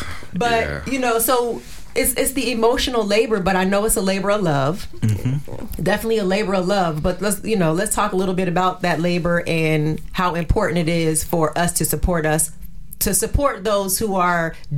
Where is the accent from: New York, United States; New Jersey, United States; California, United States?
New Jersey, United States; It's called From Jersey to Me, because I'm from Jersey